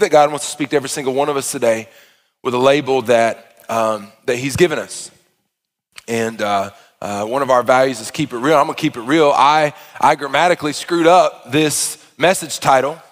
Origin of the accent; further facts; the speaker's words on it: Arkansas, United States; I am from Arkansas